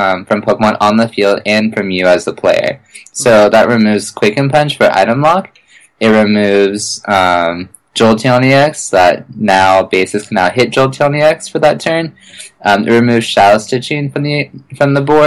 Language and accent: English; the Northwest, Pacific Northwest, United States; we're both from the Northwest